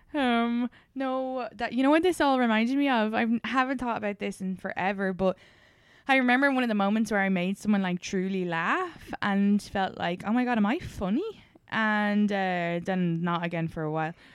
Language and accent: English; Ireland; moved away; growing up in Ireland